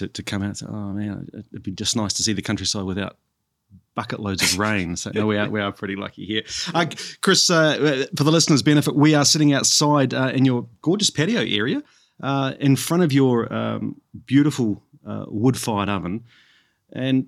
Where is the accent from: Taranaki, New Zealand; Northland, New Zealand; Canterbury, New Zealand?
Canterbury, New Zealand; moved away as an adult; now in Brisbane, Australia; so I'm from New Zealand and I was brought up in Canterbury, which is in the South Island of New Zealand.